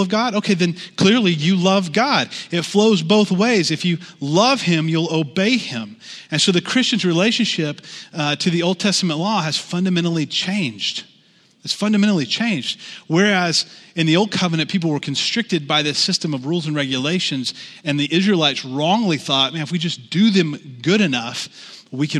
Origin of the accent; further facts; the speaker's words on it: the Bible Belt, United States; I grew up in the Southern Baptist Church in the Bible Belt